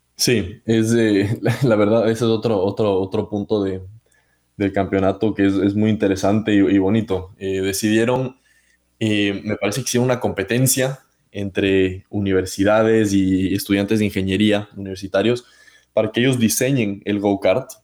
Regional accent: Ecuador; moved away; espero estar pronto en mi país querido

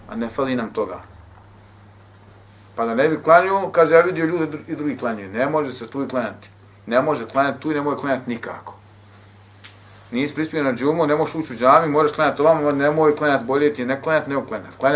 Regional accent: Bosnia & Herzegovina; većina džamija kod nas u Bosni

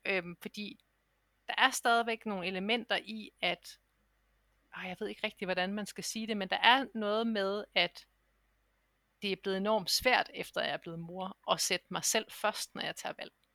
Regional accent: Denmark; moved away as an adult; jeg har jo ligesom efterladt mit arbejdsliv hjemme i Danmark

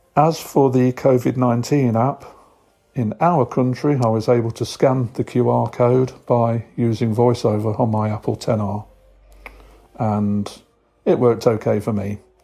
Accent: Nottingham, East Midlands, United Kingdom; I'm from Robin Hood County in the United Kingdom. Known to all you as Nottingham

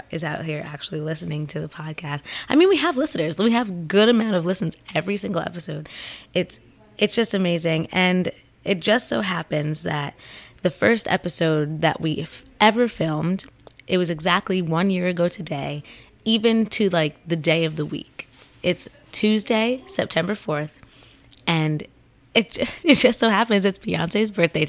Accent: Central New Jersey, United States; Central New Jersey, where I'm from.

